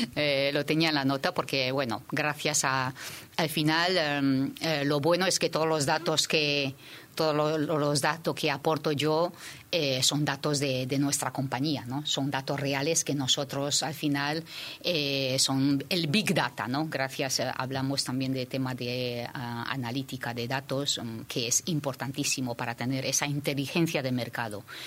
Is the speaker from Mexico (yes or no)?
no; Shanghai, China; now in Spain; yo soy de Shanghái